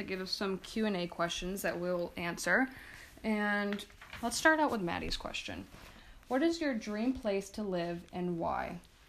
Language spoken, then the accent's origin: English; Massachusetts, United States; We're both from Massachusetts.